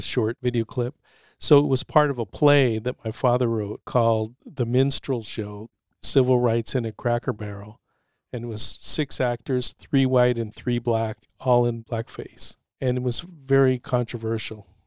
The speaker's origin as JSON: {"language": "English", "town": "San Francisco", "region": "California", "country": "United States", "tie": "born or raised there", "said": "I grew up both in Noy Valley and the Mission, graduated from Mission High"}